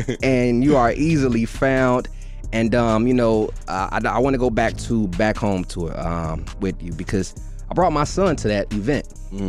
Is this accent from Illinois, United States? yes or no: yes; Chicago, Illinois, United States; I'm from the West Side. I rep 290